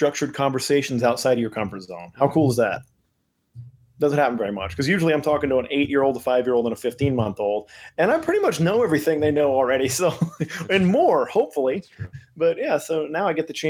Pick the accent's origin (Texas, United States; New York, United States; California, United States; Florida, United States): Texas, United States; I'm Texan